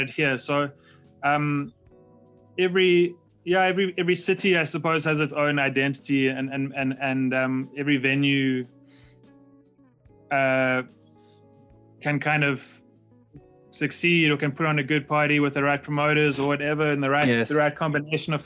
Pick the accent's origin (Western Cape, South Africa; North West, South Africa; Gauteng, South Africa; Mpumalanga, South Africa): Western Cape, South Africa; Cape Town; moved away as an adult; now in Johannesburg, South Africa; growing up in South Africa